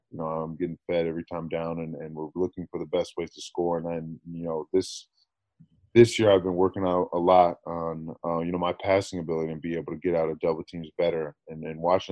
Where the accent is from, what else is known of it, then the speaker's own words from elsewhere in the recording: Washington, District of Columbia, United States; moved away as an adult; now in Iowa City, United States; I'm a kid from Washington, D.C.